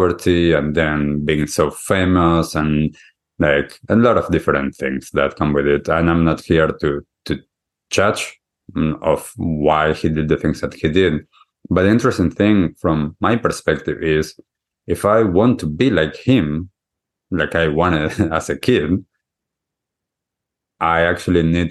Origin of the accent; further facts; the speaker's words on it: Argentina; now in New Zealand; I grew up in Argentina